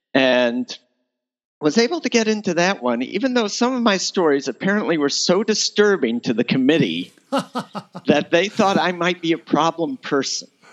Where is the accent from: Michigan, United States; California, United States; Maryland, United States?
Michigan, United States; East Lansing; now in Washington, D.C., United States; I'm originally from Michigan, from East Lansing, Michigan